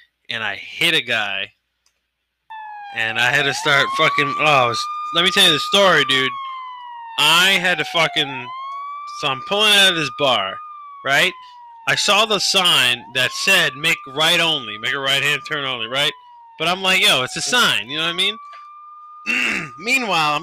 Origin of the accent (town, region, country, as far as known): New York, United States